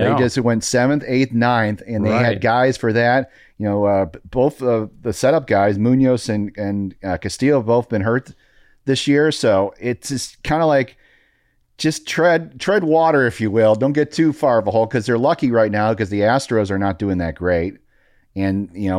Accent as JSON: {"language": "English", "town": "Chicago", "region": "Illinois", "country": "United States", "tie": "born or raised there", "said": "Well, yeah, Chicago."}